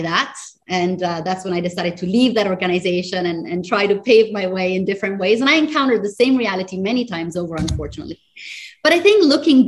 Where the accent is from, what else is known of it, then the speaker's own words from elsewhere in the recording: Italy; moved away as an adult; also born or lived in United States; now in Singapore; I am originally from Italy, but have been spending my professional life between Europe, the United States, and as of the last 10 years here in Singapore